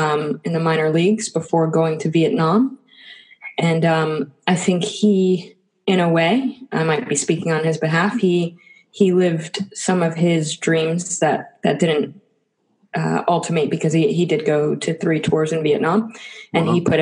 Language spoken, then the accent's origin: English; Tampa, Florida, United States; Yeah, well, I think that half of New York City moves to Florida.